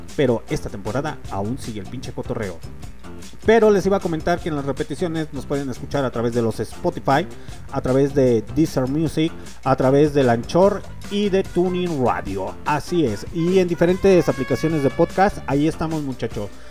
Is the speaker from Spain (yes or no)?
no; Mexico; soy mexicano